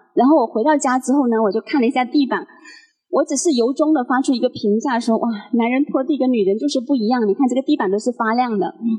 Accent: Guangdong, China; now in Guangzhou, China; 我是潮汕人

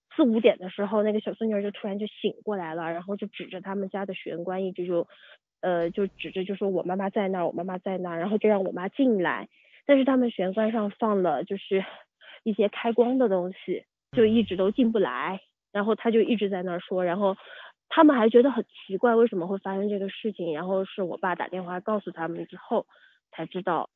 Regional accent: Yunnan, China; 我是云南人

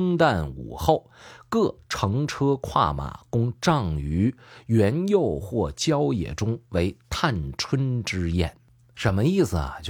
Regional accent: northern China, China; 我是北方人

